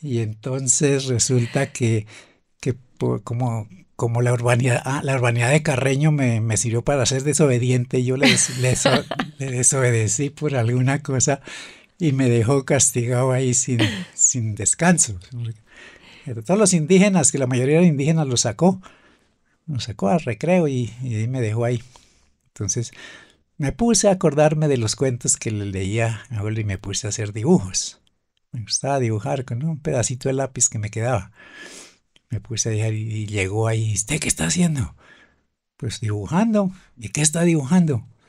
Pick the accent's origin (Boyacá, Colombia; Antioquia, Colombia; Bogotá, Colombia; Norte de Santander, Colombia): Boyacá, Colombia; Güicán de la Sierra; fue allá a mi tierra, pues allá, por allá estuvimos en el páramo